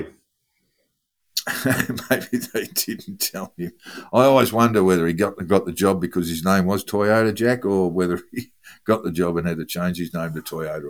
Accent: Melbourne, Victoria, Australia; growing up in Melbourne

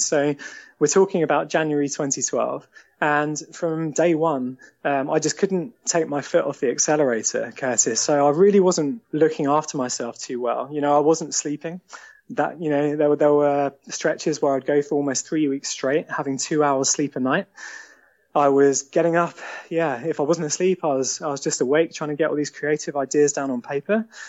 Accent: Eastbourne, South East England, United Kingdom; moved away as an adult; also born or lived in London; now in Sevenoaks, United Kingdom; I grew up in Eastbourne, and it was an amazing childhood down there.

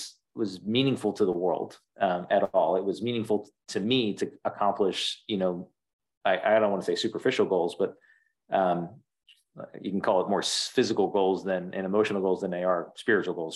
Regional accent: outside of Philadelphia, Pennsylvania, United States; I grew up outside of Philadelphia

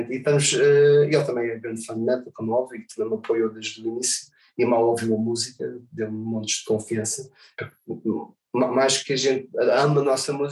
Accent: Portugal; toda a experiência que eu tive não, não é normal para ninguém, quanto mais vim de Portugal.

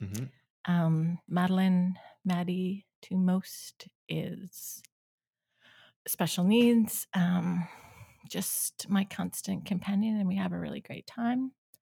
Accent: Calgary, Alberta, Canada; I was born in Calgary. I'm the oldest of seven kids, my family.

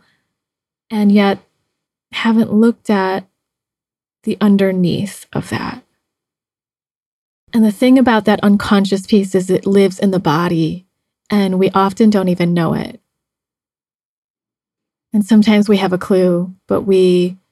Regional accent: United States; now in Mexico; being Chinese American, I have dated several white men because of living in the US

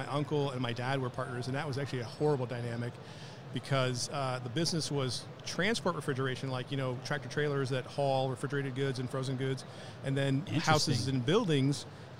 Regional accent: Milford, Connecticut, United States; Born and raised in Milford, Connecticut.

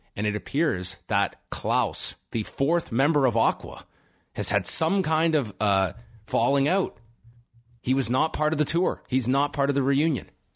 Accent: Canada; if you grew up as a Canadian and are around the age of myself and Wei, we're thirty-four

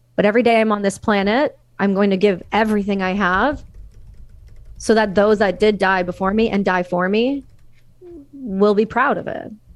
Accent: Canada; as a Canadian citizen

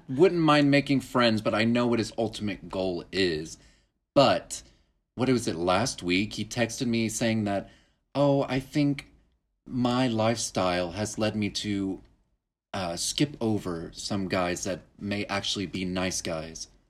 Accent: Duncan, Oklahoma, United States; moved away; Duncan, where I grew up

